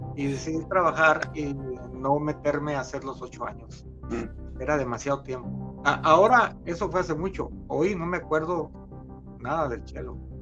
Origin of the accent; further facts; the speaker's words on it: Torreón, Coahuila, Mexico; soy mexicano, nací en una ciudad que se llama Torreón, Coahuila, en México